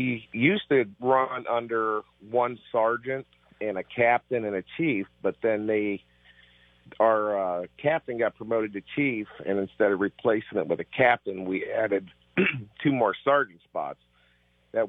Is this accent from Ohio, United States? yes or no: yes; Stark County, Ohio, United States; also born or lived in Lakemore, Ohio; I grew up in Stark County